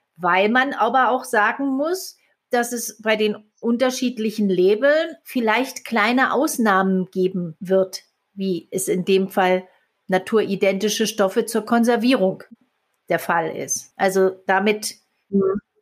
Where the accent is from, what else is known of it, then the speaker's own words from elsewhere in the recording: Germany; bei uns in Deutschland